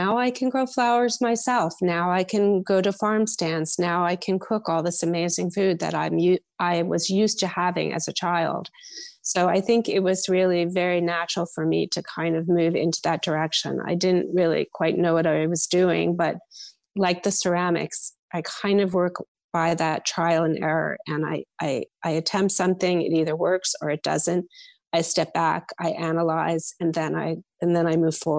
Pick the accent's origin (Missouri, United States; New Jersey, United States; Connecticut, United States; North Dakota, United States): New Jersey, United States; Morristown; I was born in Morristown, New Jersey. And when I grew up there in the 60s and 70s